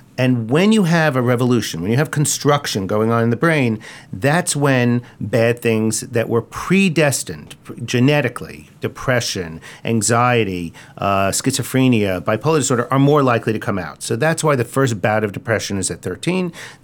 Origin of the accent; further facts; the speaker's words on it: Long Island, New York, United States; And I grew up on Long Island, and I had comic books too.